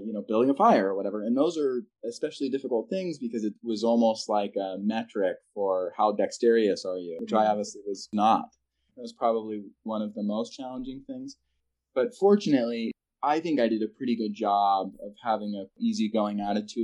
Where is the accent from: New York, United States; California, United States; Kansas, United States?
California, United States; moved away; also born or lived in Texas; I was born in California